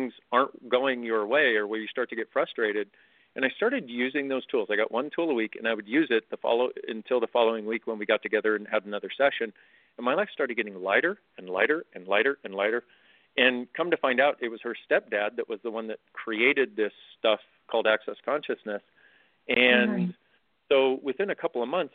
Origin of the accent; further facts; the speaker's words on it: California, United States; growing up in California